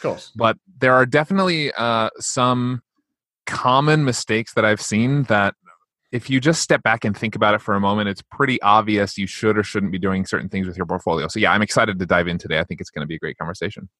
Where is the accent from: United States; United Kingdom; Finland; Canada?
United States